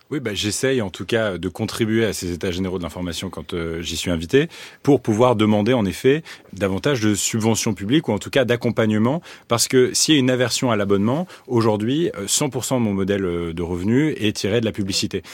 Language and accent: French; France; aujourd'hui, je suis français